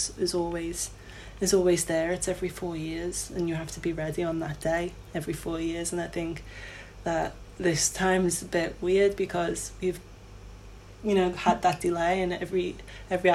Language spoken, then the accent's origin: English; Liverpool, North West England, United Kingdom; Wavertree, obviously my hometown in Liverpool, is where I trained